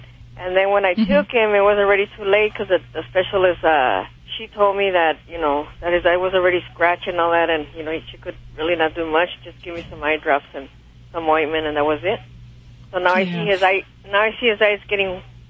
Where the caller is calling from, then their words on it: Montebello, California, United States; California, Montebello, California.